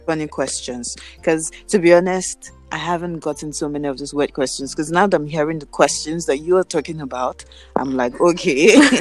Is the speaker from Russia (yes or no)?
no; Nigeria; moved away; where are you from? And I'm like, Nigeria.